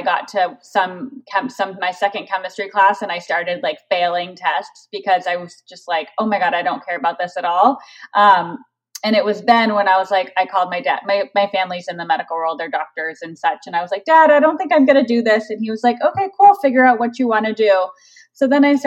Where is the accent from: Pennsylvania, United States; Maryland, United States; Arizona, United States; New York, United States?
Arizona, United States; Tucson; moved away as an adult; also born or lived in Chicago, Illinois / Bay Area, California; now in Los Angeles, United States; I grew up in Tucson, Arizona. So we lived in Arizona from when I was 5 until I graduated high school.